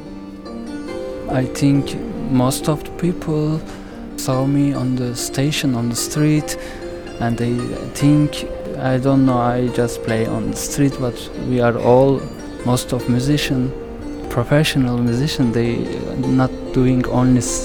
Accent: Istanbul, Turkey; now in Berlin, Germany; I'm originally from Turkey, I born in Istanbul

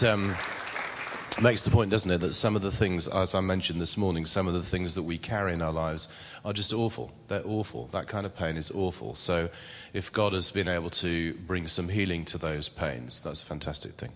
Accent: England, United Kingdom; I'm strangely English.

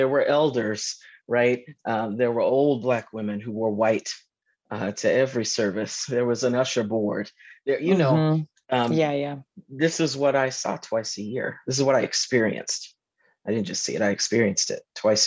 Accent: Georgia, United States; moved away as an adult; also born or lived in New York / Durham, North Carolina; I'm a Southerner. I grew up in Georgia.

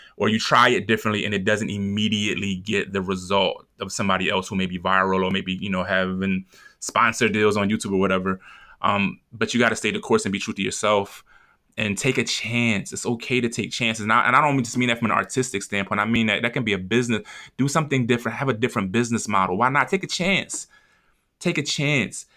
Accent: Philadelphia, Pennsylvania, United States; I'm from North Philly

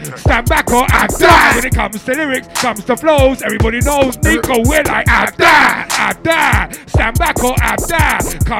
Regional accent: London, United Kingdom; Oi, I was born and grown in London, mate. Therefore, it's British.

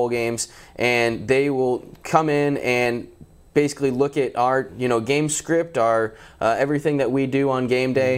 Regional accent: Atlanta, Georgia, United States; now in Shreveport, United States; I'm from Atlanta, Georgia

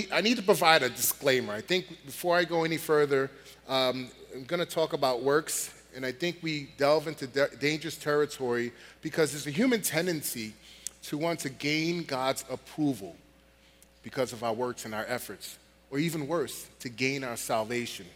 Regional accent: New York City, New York, United States; moved away as an adult; also born or lived in Virginia; I'm originally from Queens, New York, and about a year or so after graduating high school, I enlisted in the United States Marine Corps

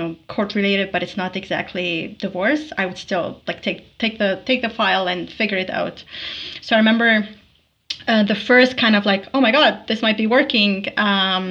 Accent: Tripoli, North Governorate, Lebanon; now in Alberta, Canada; Tripoli, Lebanon

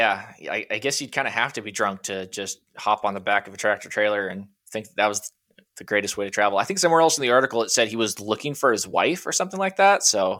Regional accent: Washington, United States; All the Texas listeners are screaming at me right now, I'm sure. I'm from Washington State.

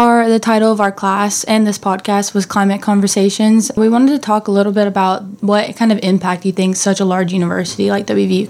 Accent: Cross Lanes, West Virginia, United States; I'm from Cross Lanes, West Virginia

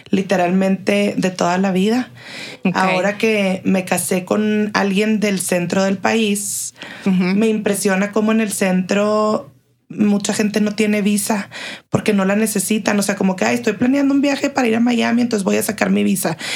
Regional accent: Chihuahua, Mexico; moved away as an adult; also born or lived in Monterrey, Mexico / Boston, United States; now in El Paso, United States; nací en Chihuahua, ahí crecí mi infancia, mi pubertad y cuando cumplo 18 años empiezo la carrera en el TEC de Monterrey Campus Chihuahua, un año y medio y antes de cumplir 20 me fui a Monterrey

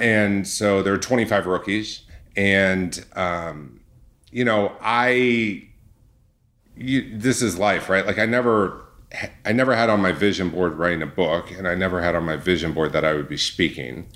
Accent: Orange County, California, United States; my background is I grew up in Orange County

